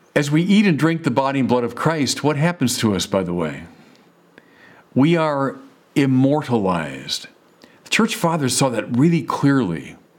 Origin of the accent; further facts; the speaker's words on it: Chicago, Illinois, United States; moved away as an adult; now in Santa Barbara, United States; I'm from Chicago where everything is, is flat